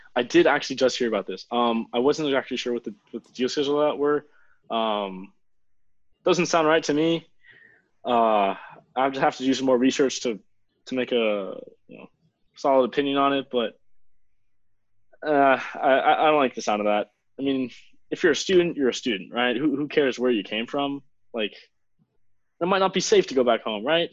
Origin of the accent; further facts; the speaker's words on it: Miami, Florida, United States; I was born in South Miami Hospital, so just like half of Miami.